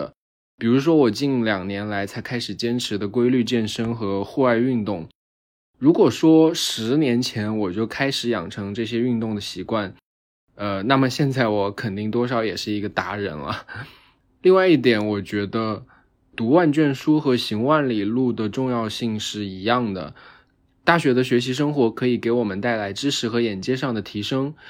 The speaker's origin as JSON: {"language": "Chinese", "region": "Sichuan", "country": "China", "also_born_or_lived": "Hangzhou", "moved": "as an adult", "lives_now": "Shanghai, China", "said": "今年正好是我大学毕业的第五年。我来自四川，在杭州上学了四年，然后现在在上海工作四年半。"}